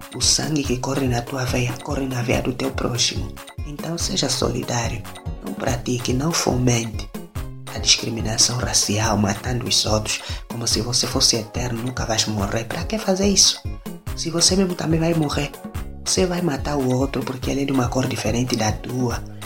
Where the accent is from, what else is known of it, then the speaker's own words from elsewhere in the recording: Angola; Sou natural de Angola, sou, sou angolano, africano